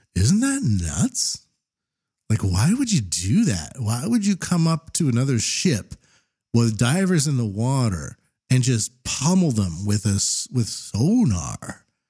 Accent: Canada; now in Japan; I'm a Canadian living in Japan

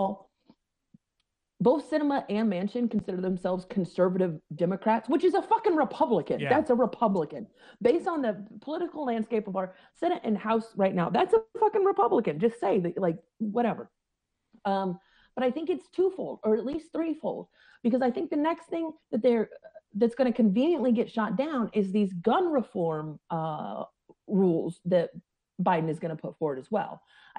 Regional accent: Scottsburg, Oregon, United States; Way out away. Highway whatever 32, in Douglas County, in a little town called Scottsburg. Went to Elkton Elementary, and there'll be about two people that know where that is.

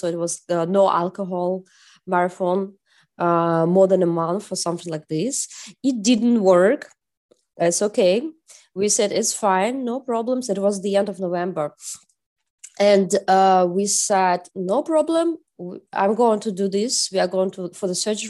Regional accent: Russia; moved away as an adult; also born or lived in Czech Republic; now in Berlin, Germany; I'm originally from Russia

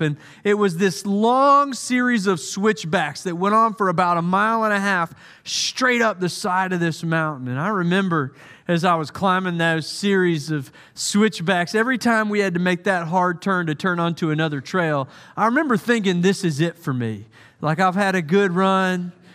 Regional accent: United States; also born or lived in Santa Clara, California; I'm American

